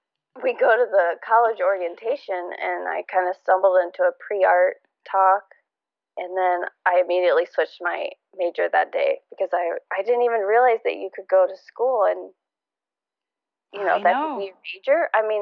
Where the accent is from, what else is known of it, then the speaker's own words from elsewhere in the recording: Indiana, United States; also born or lived in Michigan / Ohio / Texas; I was born in Michigan. We moved a few states around Indiana, Ohio, lived in Texas for a little bit. And then ultimately we moved back up to Indiana